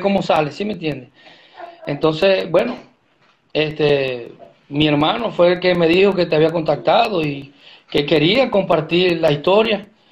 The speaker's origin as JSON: {"language": "Spanish", "country": "Venezuela", "moved": "as an adult", "said": "volver atrás a Venezuela no, no, no es la opción porque salimos de Venezuela"}